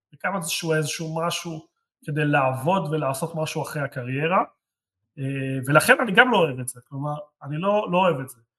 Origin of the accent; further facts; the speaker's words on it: Jerusalem, Jerusalem District, Israel; אני ירושלים